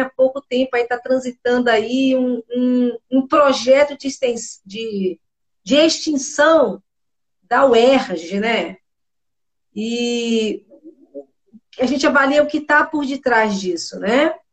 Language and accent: Portuguese; Bahia, Brazil; eu sou baiana